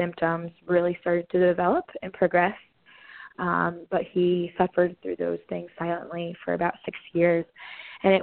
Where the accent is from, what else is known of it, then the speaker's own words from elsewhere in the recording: Indianola, Iowa, United States; moved away as an adult; also born or lived in Danville, Kentucky / Cleveland, Ohio / Washington, D.C.; We're both from Indianola, Iowa, and went to Indianola High School